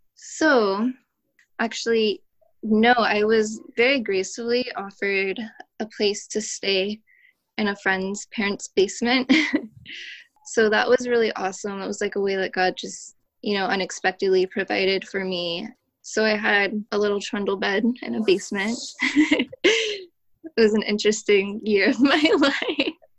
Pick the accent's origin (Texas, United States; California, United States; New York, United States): California, United States; Oakland; I'm from the Bay Area, grew up in Oakland